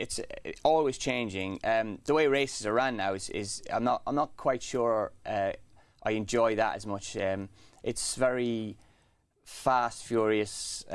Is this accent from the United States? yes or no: no; The Curragh, County Kildare, Ireland; On the Curragh. My dad was a trainer, a jockey first, then a trainer. So it was in my blood.